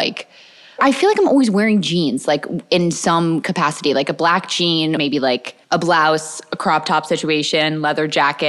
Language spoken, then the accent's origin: English; Fairfield, United States; also born or lived in New York; now in Los Angeles, United States; I grew up in Fairfield. That's such a preppy town